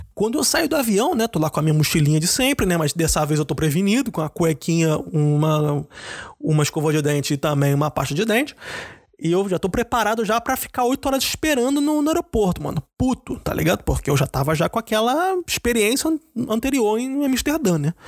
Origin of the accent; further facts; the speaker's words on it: Rio de Janeiro, Brazil; moved away; Eu sou do Rio